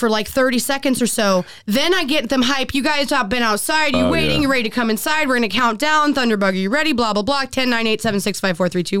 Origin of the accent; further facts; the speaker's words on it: Florida, United States; I'm from Florida, baby.